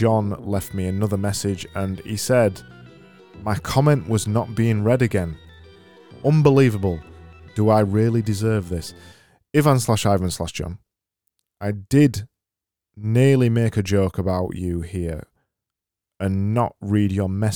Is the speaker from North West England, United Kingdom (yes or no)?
no; Yorkshire and the Humber, United Kingdom; accent: Yorkshire; my Yorkshire accent